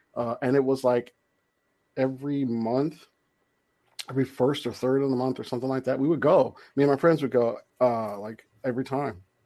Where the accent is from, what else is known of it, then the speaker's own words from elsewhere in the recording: Compton, California, United States; I'm from Compton, so I grew up in Compton